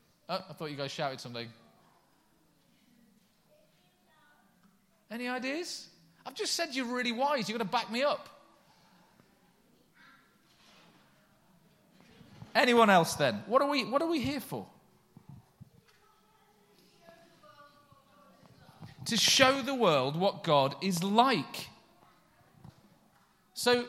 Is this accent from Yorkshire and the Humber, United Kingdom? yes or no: yes; Yorkshire and the Humber, United Kingdom; now in Coventry, United Kingdom; I put aside my Yorkshireness